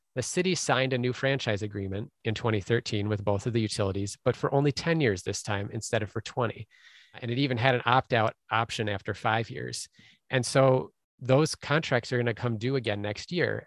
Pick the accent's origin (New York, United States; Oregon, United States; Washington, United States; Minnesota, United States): Minnesota, United States; Minneapolis; Minneapolis instead, which is my hometown